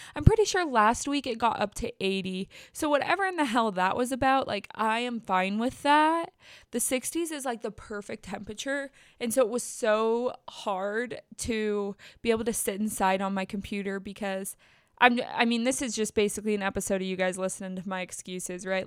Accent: Bassett, United States; moved away; I said our town name

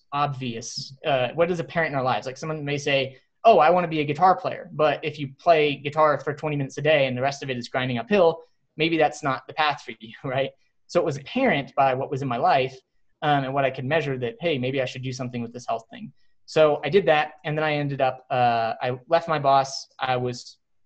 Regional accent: Texas, United States; moved away as an adult; also born or lived in Cincinnati; I grew up in Texas

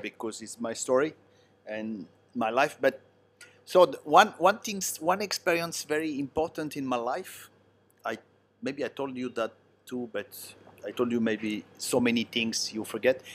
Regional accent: Italy; English is a second language; now in China; Italian, they speak with their hand

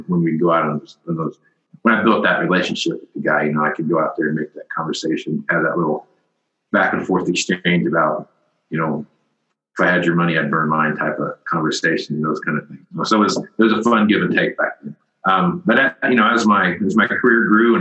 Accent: Wichita, Kansas, United States; That's my hometown, or near my hometown, Wichita, Kansas

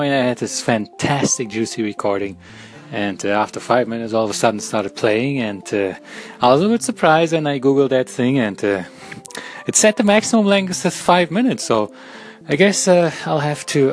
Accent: Germany; moved away as an adult; also born or lived in Minnesota, United States; now in United States; I came from Germany

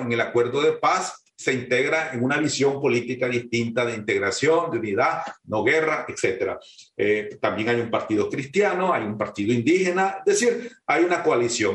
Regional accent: Nicaragua

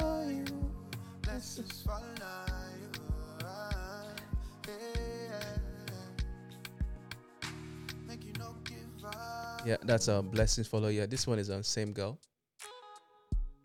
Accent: Ireland; now in United Kingdom; I grew up in Ireland

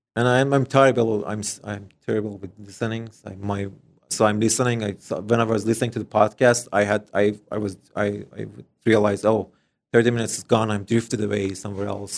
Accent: Iran; English is a second language; moved away as an adult; now in Canada; we're coming from Middle East

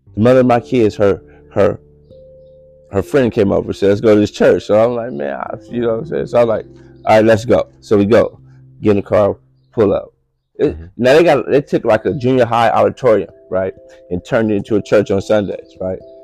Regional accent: Los Angeles, California, United States; I'm from Los Angeles

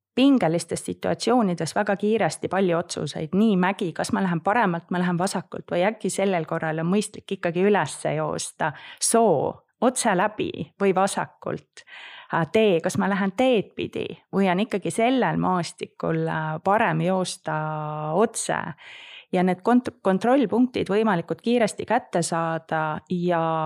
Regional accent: Põlva, Põlva County, Estonia; also born or lived in Singapore; ma olen pärit Põlvast

